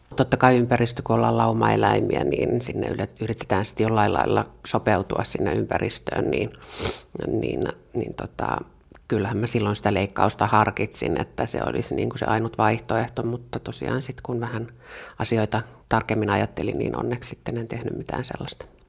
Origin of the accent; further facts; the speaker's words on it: Jokela, Uusimaa, Finland; Mä oon kotoisin varmastikin yhdestä Suomen kuuluisimmasta kylästä ei varmaankaan sen takia, että mä olen sieltä kotoisin, vaan siellä tapahtui tämmöinen ikävämpi asia kuin kouluampuminen, eli Jokelasta